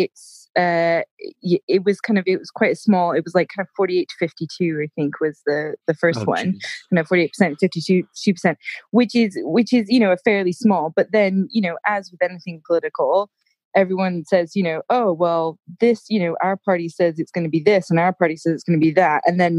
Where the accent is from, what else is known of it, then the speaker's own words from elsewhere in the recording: United States; now in United Kingdom; I've now been in the UK for it's about 14 years now, and I know that long, right? And my accent, I do quite English because I've been over here for so long, but then as soon as I speak to an American, I do go more American.